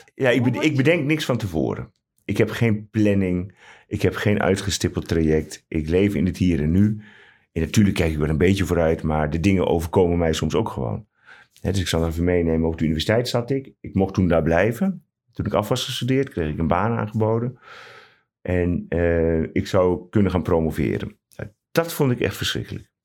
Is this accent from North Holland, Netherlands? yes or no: no; Ruurlo, Gelderland, Netherlands; now in Utrecht, Netherlands; ik ben geboren en getogen in de Achterhoek, in Ruurlo